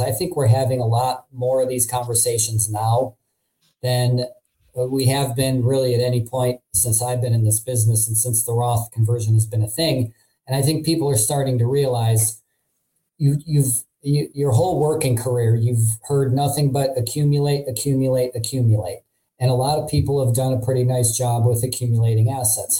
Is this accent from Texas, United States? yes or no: no; Cleveland, Ohio, United States; also born or lived in Hartford, Connecticut; I've been in Cleveland most pretty much my whole life, but in 2012 I moved to Hartford, Connecticut for two years